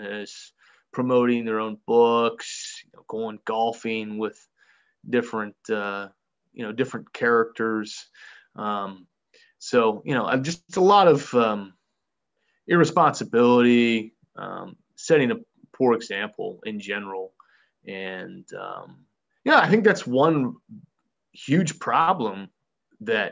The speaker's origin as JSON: {"language": "English", "region": "West Virginia", "country": "United States", "tie": "born or raised there", "said": "I moved home to my hometown here in West Virginia"}